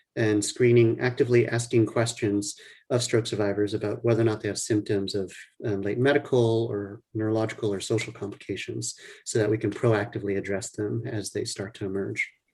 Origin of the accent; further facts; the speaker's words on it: New Orleans, Louisiana, United States; moved away as an adult; now in Boston, United States; I grew up in New Orleans, Louisiana. So that's where um, I consider my home.